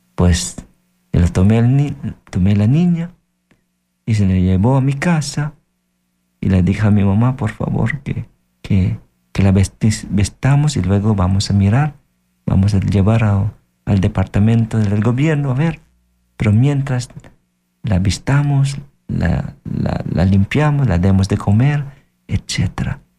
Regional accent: Philippines; Spanish is a second language; moved away; En mi país, yo soy de Filipinas

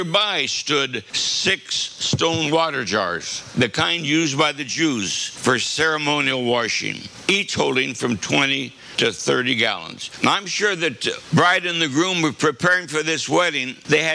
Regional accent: Kansas, United States; I'm from Kansas.

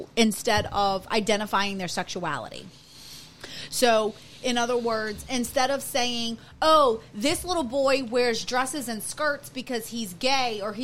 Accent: Louisiana, United States; we're from Louisiana

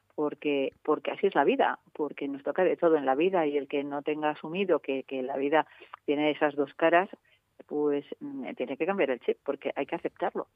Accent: Soria, Castile and León, Spain; moved away; soy soriana de pro, me encanta mi tierra

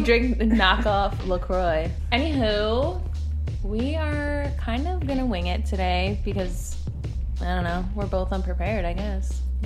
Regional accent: New Jersey, United States; I'm from Jersey.

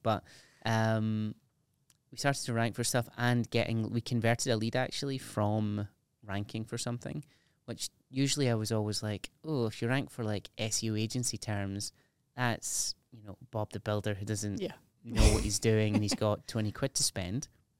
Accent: United Kingdom; There's something about being British that is so cringeworthy and embarrassing.

